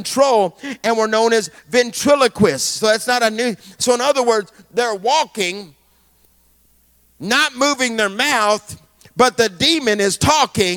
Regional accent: Alabama, United States; I'm from Alabama

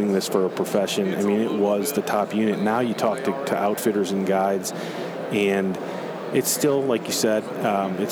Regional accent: Western New York, United States; I grew up in Western New York

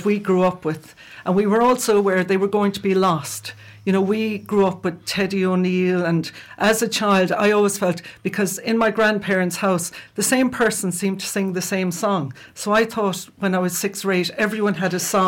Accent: County Clare, Ireland; old songs that we grew up with in around West Clare

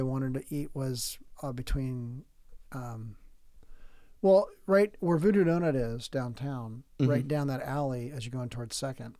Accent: San Diego, California, United States; moved away; also born or lived in Portland, Oregon; I'm from San Diego.

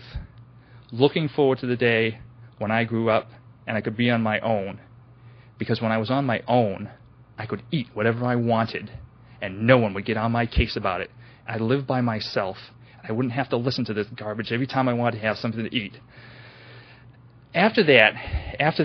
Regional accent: New Bedford, Massachusetts, United States; now in West Virginia, United States; I was born in New Bedford, Massachusetts in 1967, in mid-1967, and I am the youngest of seven children.

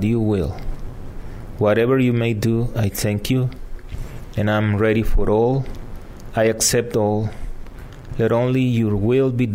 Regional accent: El Salvador; first language Spanish; English is a second language; moved away as an adult; also born or lived in Florida; now in San Antonio, United States; I'm originally from El Salvador. My first language is Spanish.

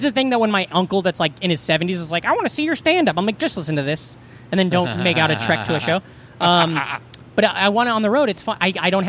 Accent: outside Omaha, Nebraska, United States; moved away as an adult; also born or lived in Des Moines, Iowa / New York; I grew up right outside of Omaha.

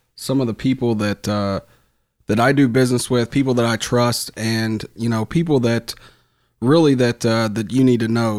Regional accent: Louisville, Kentucky, United States; I'm from Fern Creek

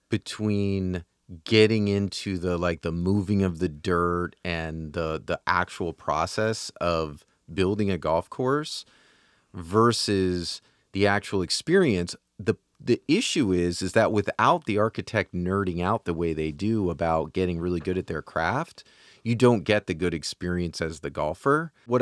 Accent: New York, United States; when I was growing up, like where I grew up in Dutchess County, there was a Dutchess County Country Club, which was right on Route 9.

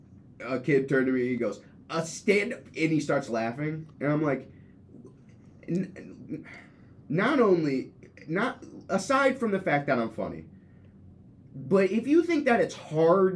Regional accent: Grand Rapids, Michigan, United States; I grew up in Grand Rapids, but I moved there for, like, high school-y stuff

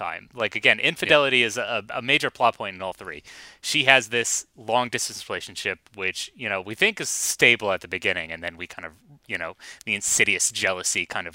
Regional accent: United States; I'm an American

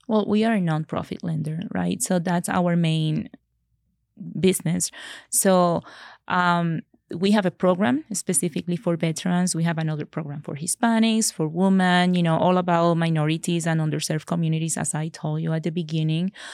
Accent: Puerto Rico; moved away as an adult; now in Colorado, United States; I am from Puerto Rico. So I'm an original from Puerto Rico

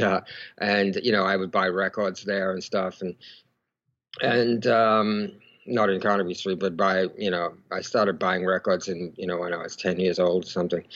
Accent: Melbourne, Victoria, Australia; I was born in in Melbourne, Australia

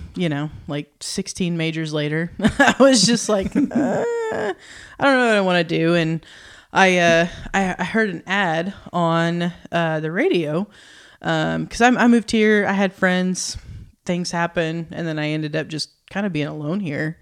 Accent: Oklahoma, United States; moved away as an adult; now in Northwest Arkansas, United States; I'm from Oklahoma, so not too far from here, but very small town, Oklahoma

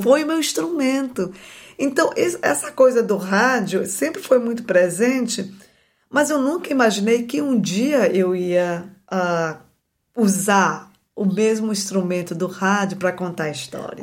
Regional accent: Belém, Pará, Brazil; moved away; Eu nasci em Belém e nasci e me criei numa periferia da, da cidade de Belém

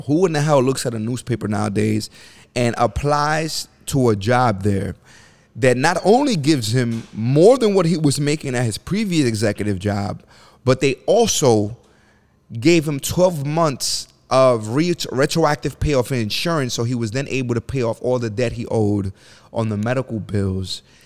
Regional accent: New York City, New York, United States; I grew up in the bottom of the bottom. Section eight, the Bronx, New York.

